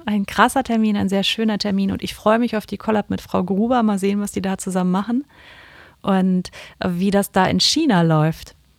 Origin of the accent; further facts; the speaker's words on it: Kiel, Schleswig-Holstein, Germany; ist ja irgendwie auch ein bisschen meine Heimatstadt